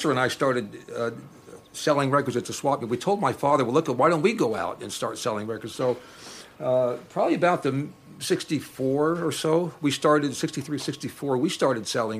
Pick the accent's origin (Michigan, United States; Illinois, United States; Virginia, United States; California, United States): California, United States; Los Angeles; Westchester. Went to Westchester High School back in those days.